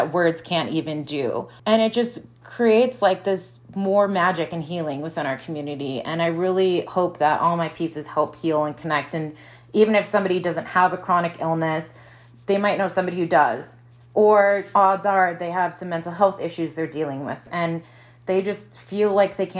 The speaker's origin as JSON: {"language": "English", "region": "Wisconsin", "country": "United States", "also_born_or_lived": "Midwest", "moved": "as an adult", "lives_now": "Phoenix, United States", "said": "I'm from Wisconsin"}